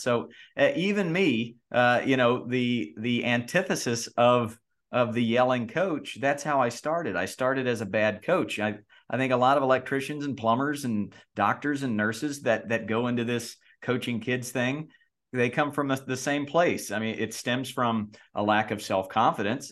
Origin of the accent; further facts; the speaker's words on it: North Carolina, United States; I grew up in North Carolina.